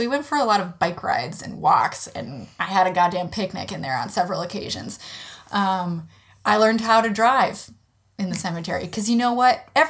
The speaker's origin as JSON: {"language": "English", "town": "Jamestown", "region": "New York", "country": "United States", "tie": "born or raised there", "moved": "as an adult", "lives_now": "Grand Rapids, United States", "said": "So, I am from a small city. It's a city, technically, called Jamestown, New York."}